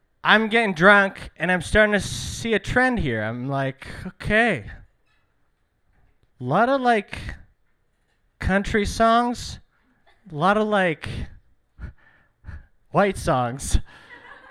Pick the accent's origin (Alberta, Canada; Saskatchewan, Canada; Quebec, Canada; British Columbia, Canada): British Columbia, Canada; Burnaby; also born or lived in Iran; I'm from Iran, but I was raised in Burnaby.